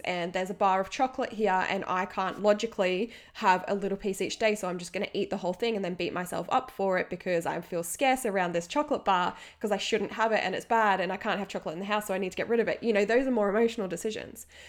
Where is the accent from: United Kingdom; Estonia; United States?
United Kingdom; England; now in Australia; here in Australia, I grew up in England for half my life as well